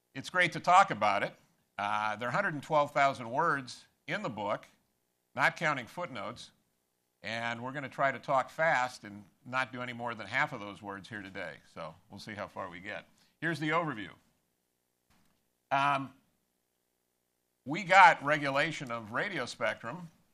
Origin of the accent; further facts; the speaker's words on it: Los Angeles, California, United States; also born or lived in Maryland; now in South Carolina, United States; I grew up in Los Angeles in a UCLA household